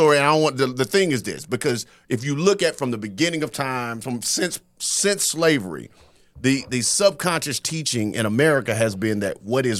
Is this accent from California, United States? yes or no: no; North Carolina, United States; Because I'm from North Carolina. We'd be whooping ass every year.